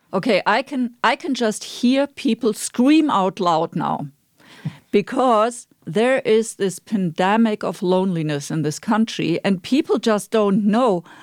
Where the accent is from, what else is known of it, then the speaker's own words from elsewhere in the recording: Germany; moved away; I'm from Germany